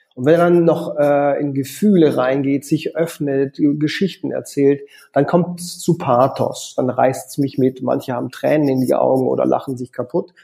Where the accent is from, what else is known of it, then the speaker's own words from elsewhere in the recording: Konstanz, Baden-Württemberg, Germany; moved away as an adult; also born or lived in Paris / Vienna; ich komme ursprünglich aus Konstanz am Bodensee